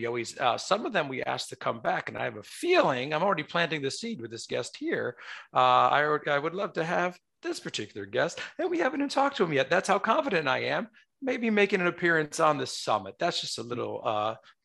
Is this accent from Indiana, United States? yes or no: no; New York, United States; I'm a New Yorker